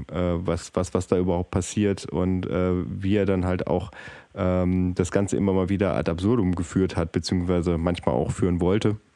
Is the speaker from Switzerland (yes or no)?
no; Germany; Wir als Deutsche können aus Erfahrung sagen, ab diesem Zeitpunkt geht es meist bergab.